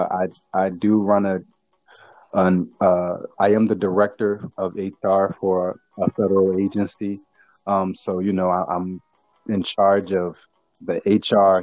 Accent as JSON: {"language": "English", "town": "Philadelphia", "region": "Pennsylvania", "country": "United States", "tie": "born or raised there", "moved": "as an adult", "lives_now": "Washington, D.C., United States", "said": "growing up in Southwest Philadelphia, then the city of Philly, all the way to, you know, me getting to the government and moving to D.C."}